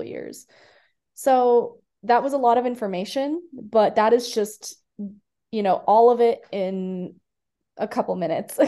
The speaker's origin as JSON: {"language": "English", "town": "Iowa City", "region": "Iowa", "country": "United States", "tie": "born or raised there", "also_born_or_lived": "India", "moved": "as an adult", "said": "I grew up in Iowa City, which is where um, the university is located"}